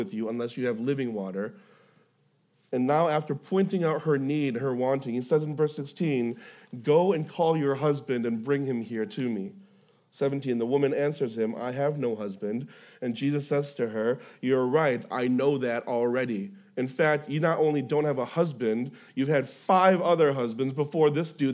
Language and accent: English; Houston, Texas, United States; I'm from Houston